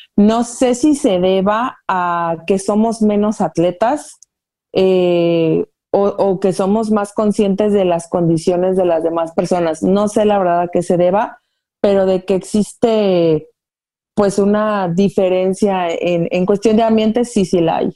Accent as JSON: {"language": "Spanish", "town": "Guadalajara", "region": "Jalisco", "country": "Mexico", "tie": "born or raised there", "said": "soy originaria de Guadalajara"}